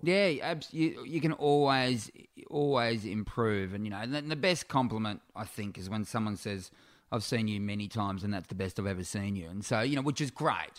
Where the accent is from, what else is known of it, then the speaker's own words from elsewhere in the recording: Warrnambool, Victoria, Australia; now in Melbourne, Australia; my hometown of Warrnambool in South West Victoria